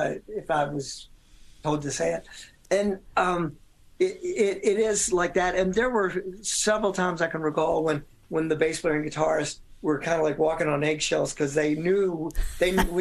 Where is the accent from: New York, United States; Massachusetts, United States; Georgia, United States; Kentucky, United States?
Kentucky, United States; Louisville; I'm from Louisville, Kentucky, and used to talk like this.